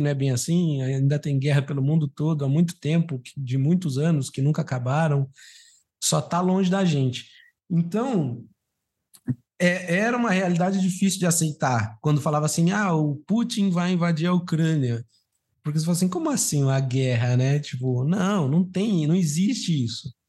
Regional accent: Brazil

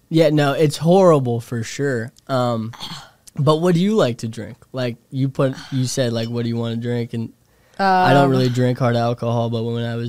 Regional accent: Indiana, United States; moved away as an adult; now in New York City, United States; I'm from Indiana.

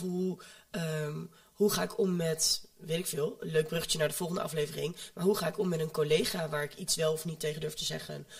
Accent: home town near Almelo, Overijssel, Netherlands; uit de woonplaats waar ik vandaan kom, daar hadden ze geen M B O. Daar hadden ze alleen de middelbare school. Maar er zat wel een M B O gevestigd in Almelo.

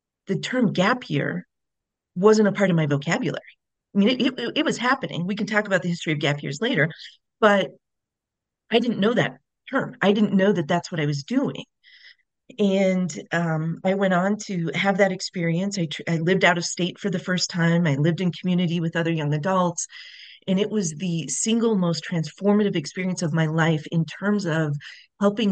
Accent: Montana, United States; also born or lived in St. Paul, Minnesota; I was born and raised in Montana, and I only considered universities within Montana

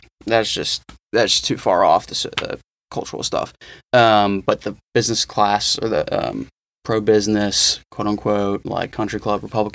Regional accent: Malvern, Pennsylvania, United States; I'm from Malvern, Pennsylvania. It's about half an hour outside Philly.

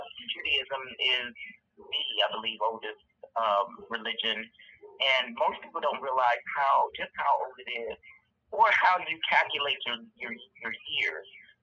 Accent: St. Louis, Missouri, United States; I grew up in St. Louis, but I went to Fort and Watkins Ladue High School and grew up in the Ladue School District.

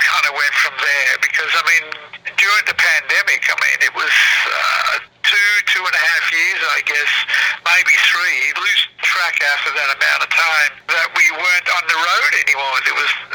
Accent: Melbourne, Victoria, Australia; moved away as an adult; now in Chicago, United States; I'm originally from Melbourne, Australia. I was born and raised there.

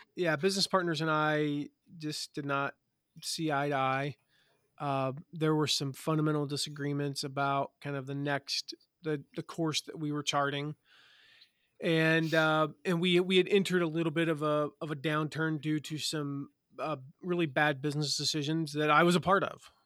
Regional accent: Eastern North Carolina, United States; moved away; I'm from Eastern North Carolina, so I, that's how we sound down there.

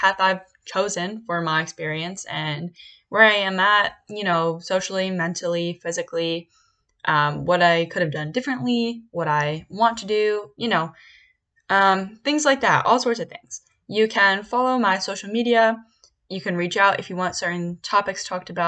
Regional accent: Bucks County, Pennsylvania, United States; now in Philadelphia, United States; I'm actually from Bucks County, Pennsylvania. My original college plan was not to go close to home

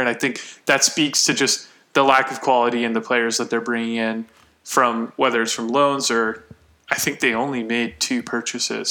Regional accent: United States

